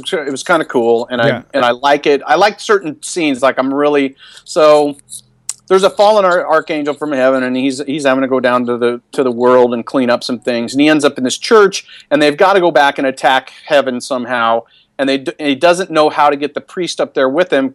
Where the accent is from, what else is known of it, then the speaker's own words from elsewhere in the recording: Seattle, Washington, United States; I'm kind of from Seattle